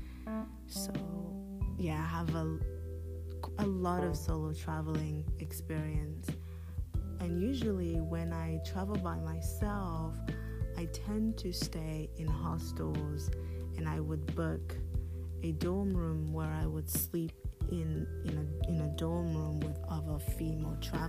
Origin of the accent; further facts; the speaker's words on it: United Kingdom; also born or lived in Democratic Republic of the Congo / Nigeria / Côte d'Ivoire / Paris, France; Prior to coming to the UK with my mother when I was 6 years old